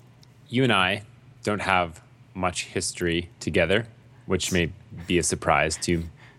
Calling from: Edmonton, Alberta, Canada; I'm calling from Edmonton.

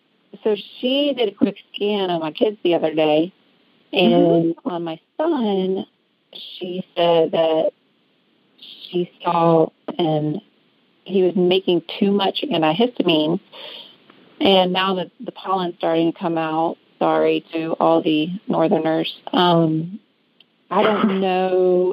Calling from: Augusta, Georgia, United States; I'm calling from Augusta, Georgia.

